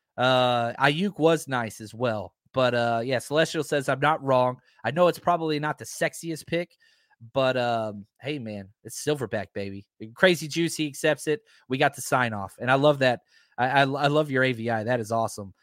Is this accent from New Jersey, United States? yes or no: no; Texas, United States; now in California, United States; I grew up in Texas where there were no mountains.